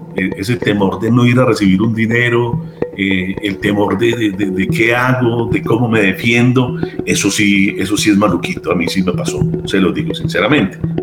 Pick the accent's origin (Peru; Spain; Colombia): Colombia; Medellín, Antioquia; Soy de Medellín, Colombia